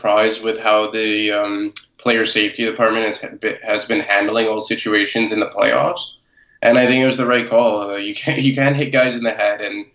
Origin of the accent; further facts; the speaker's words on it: United States; me being American